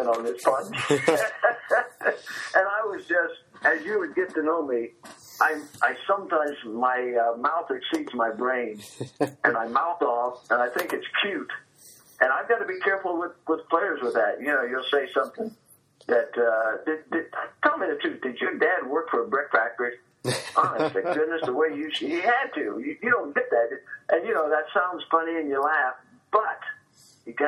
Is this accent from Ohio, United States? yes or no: yes; Marysville, Ohio, United States; my hometown of Marysville